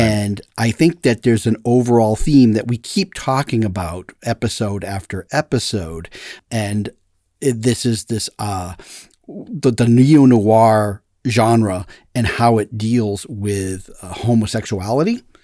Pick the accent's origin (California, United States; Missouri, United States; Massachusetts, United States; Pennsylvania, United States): Massachusetts, United States; moved away; I'm from Massachusetts